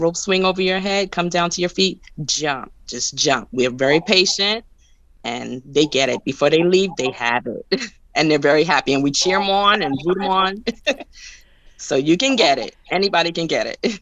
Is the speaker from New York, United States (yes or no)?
yes; New York, United States; now in Baltimore, United States; I'm from New York